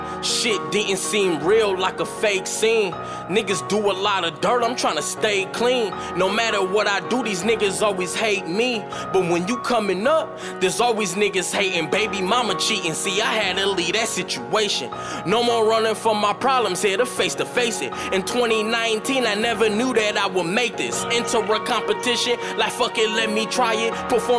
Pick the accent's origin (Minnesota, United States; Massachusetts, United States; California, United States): Minnesota, United States; Soundset's a Minnesota thing with the largest crowd. And I'm from Minnesota, so I had to hold it down.